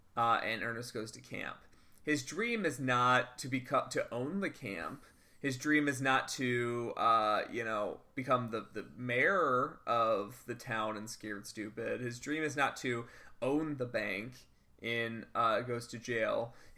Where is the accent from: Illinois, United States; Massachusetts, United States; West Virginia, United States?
Illinois, United States; Chicago; So the fun thing about growing up in Chicago